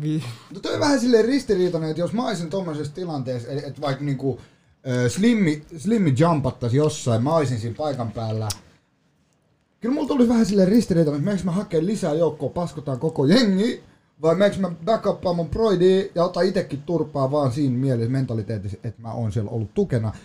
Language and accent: Finnish; Vantaa, Uusimaa, Finland; also born or lived in Joensuu, Finland; mä oon kasvanut Koivukylässä 18 vuotta ja en hehkuta kotikylää, mä rakastan mun kotikylää